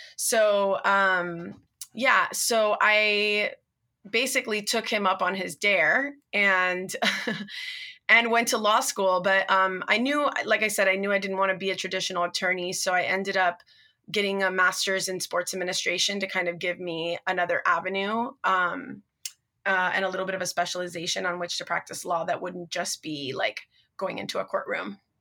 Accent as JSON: {"language": "English", "town": "Miami", "region": "Florida", "country": "United States", "tie": "born or raised there", "moved": "yes", "lives_now": "California, United States", "said": "I'm actually Cuban American. My parents were both born in Cuba, and I was raised in Miami, Florida"}